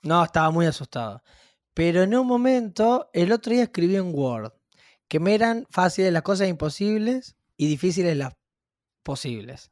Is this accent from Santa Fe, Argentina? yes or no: yes; Rosario, Santa Fe, Argentina; moved away as an adult; now in Buenos Aires, Argentina